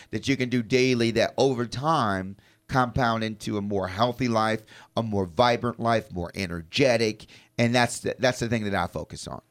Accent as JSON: {"language": "English", "town": "Chicago", "region": "Illinois", "country": "United States", "tie": "born or raised there", "said": "I was born in Chicago."}